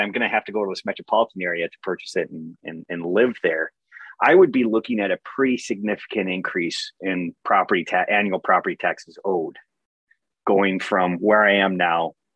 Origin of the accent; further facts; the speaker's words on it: Hancock, United States; growing up in Hancock